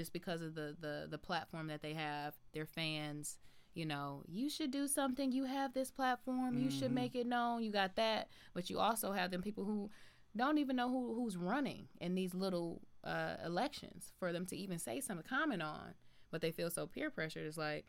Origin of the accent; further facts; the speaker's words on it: Michigan, United States; I'm from Michigan, and I'm going to rock for my Michigan players, my Detroit players.